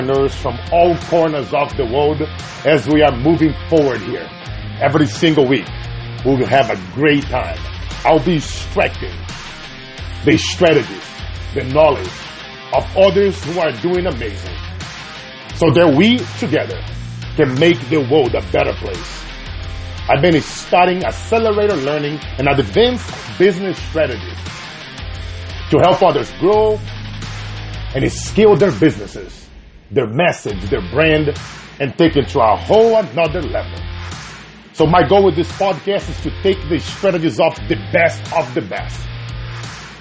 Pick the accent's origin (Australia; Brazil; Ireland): Brazil; now in United States; I'm an American entrepreneur that started 29 years ago at age 7, selling bread in the streets of Brazil to keep my family alive.